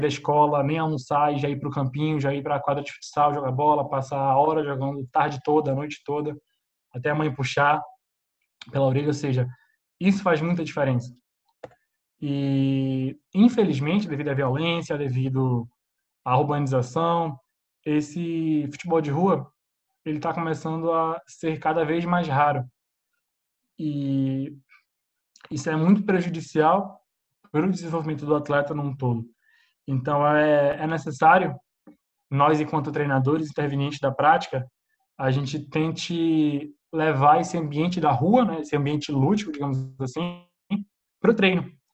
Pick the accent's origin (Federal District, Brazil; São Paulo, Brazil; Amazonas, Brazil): Amazonas, Brazil; Manaus; also born or lived in Spain; now in Portugal; sou de Manaus